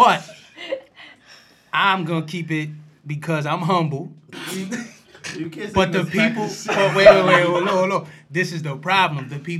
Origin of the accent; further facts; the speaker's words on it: Bronx, New York, United States; born there; I was born in the Bronx.